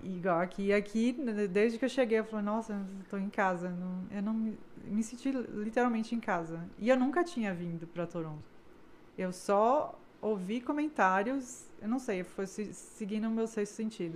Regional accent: Salvador, Bahia, Brazil; moved away as an adult; also born or lived in Porto Alegre / São Paulo; now in Canada; Eu nasci em Porto Alegre, me mudei bebezinha para Salvador

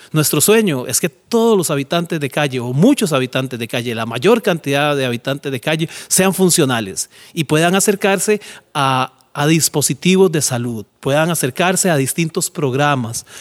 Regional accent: San José, Costa Rica; Yo soy Josefino. Nací en Pavas hace 51 años

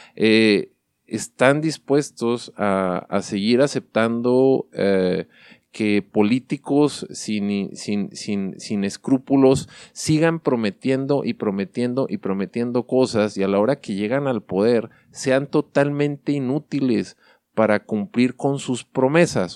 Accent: Mexico; somos mexicanos

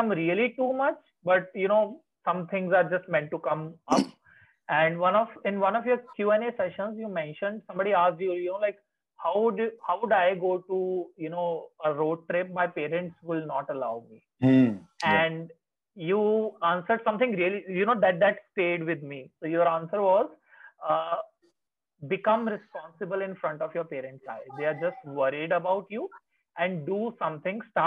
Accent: India; now in Chandigarh, India; I live in Chandigarh otherwise in non-COVID times, and my hometown is like 100 kilometers away

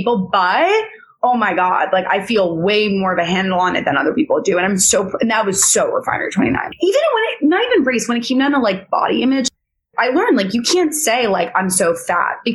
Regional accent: New York City, New York, United States; I grew up in New York City

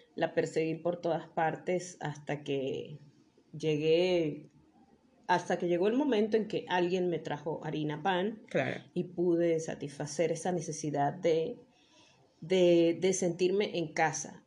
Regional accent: Mérida, Venezuela; todos los merideños somos italianos

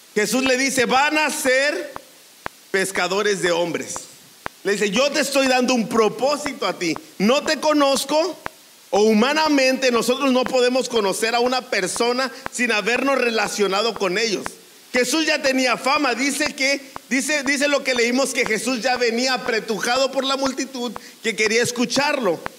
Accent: Mexico; nosotros como mexicanos

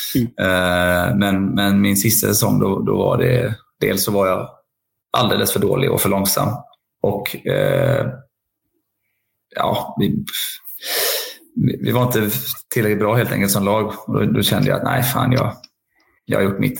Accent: Linköping, Östergötland, Sweden; jag är ju ändå liksom uppvuxen på, som ni är uppvuxna i, Cloetta, Stångebro och Saab Arena

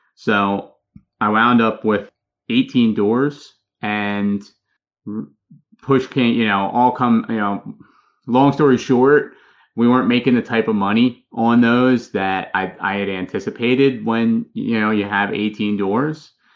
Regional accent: Philadelphia, Pennsylvania, United States; moved away as an adult; now in Charlotte, United States; I'm originally from Philadelphia, Pennsylvania, moved down here to Charlotte with my wife about three and a half years ago

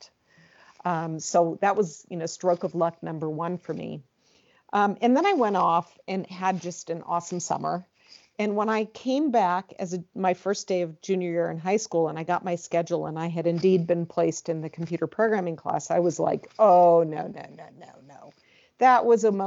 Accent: Southern California, United States; also born or lived in San Francisco / East Coast / Midwest / Arizona; I am originally from California. I was born in San Francisco, but raised more in Southern California, where I've lived for most of my life

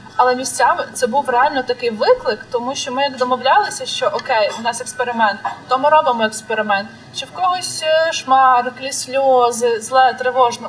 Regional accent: Khmelnytskyi, Khmelnytskyi Oblast, Ukraine; Я з Хмельницького

